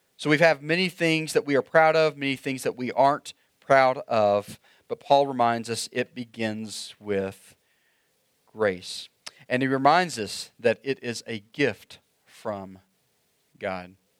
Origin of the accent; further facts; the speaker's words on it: Oklahoma, United States; moved away; I grew up in Oklahoma